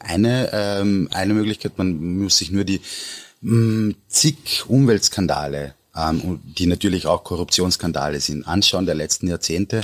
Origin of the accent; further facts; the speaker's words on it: Austria; mir als Österreicher